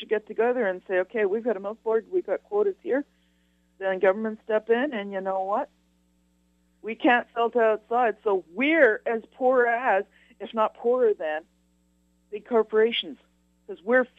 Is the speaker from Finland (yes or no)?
no; Canada; So start paying me as a Canadian.